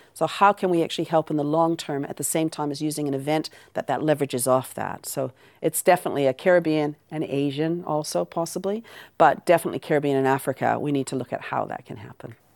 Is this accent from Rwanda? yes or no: no; Canada; accent: Canadian; moved away; also born or lived in Aberdeen, Scotland / New Zealand; I was born in Aberdeen and I was raised in Canada, which is the accent.